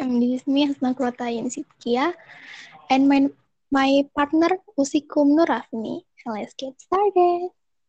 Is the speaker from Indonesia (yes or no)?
yes; Bekasi, West Java, Indonesia; English is a second language; moved away; I come from Bekasi.